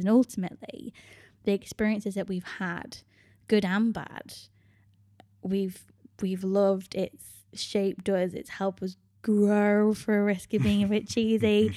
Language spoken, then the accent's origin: English; United Kingdom; moved away as an adult; My home country is the U K